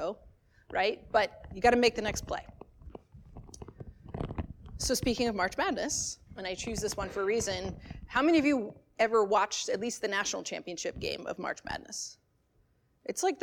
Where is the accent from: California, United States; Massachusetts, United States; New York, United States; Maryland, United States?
Maryland, United States; I grew up in Maryland